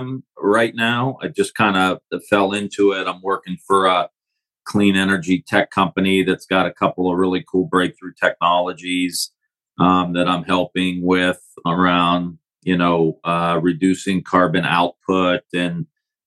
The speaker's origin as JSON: {"language": "English", "town": "Youngstown", "region": "Ohio", "country": "United States", "tie": "born or raised there", "said": "I grew up just outside of Youngstown, Ohio, northeast area of the state"}